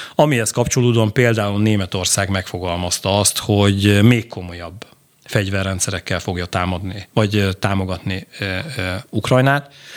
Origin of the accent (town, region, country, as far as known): Hungary